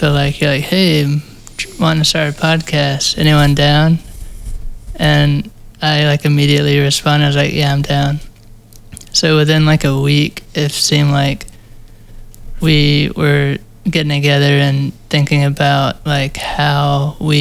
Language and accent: English; Charlotte, North Carolina, United States; producer from Charlotte, North Carolina